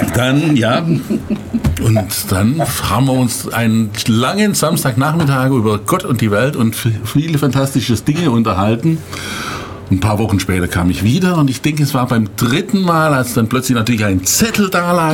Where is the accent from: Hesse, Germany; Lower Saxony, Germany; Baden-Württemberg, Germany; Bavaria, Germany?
Baden-Württemberg, Germany; Heidenheim; Ich komme ja aus Heidenheim